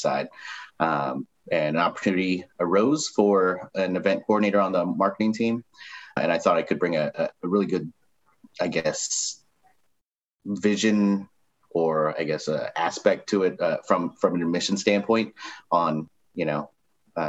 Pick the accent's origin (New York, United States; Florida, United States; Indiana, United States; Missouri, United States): Missouri, United States; moved away as an adult; also born or lived in Chicago / Kansas City; I moved out of my home state of Missouri